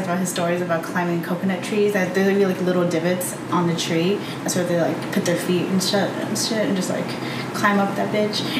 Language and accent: English; New Jersey, United States; now in Las Vegas, United States; No, I was from New Jersey. I was born in New Jersey.